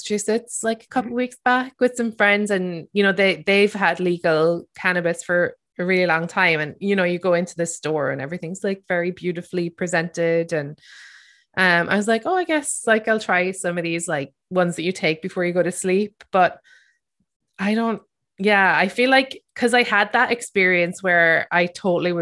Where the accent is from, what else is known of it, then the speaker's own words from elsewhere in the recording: Ireland; growing up in Ireland